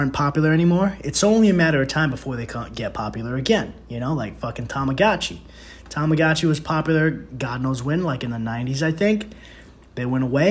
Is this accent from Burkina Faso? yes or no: no; New York City, New York, United States; I'm from the Bronx, and that's how we